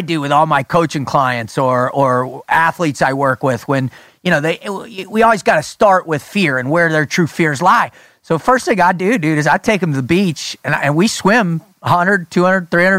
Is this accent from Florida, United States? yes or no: yes; South Florida, United States; I grew up in South Florida.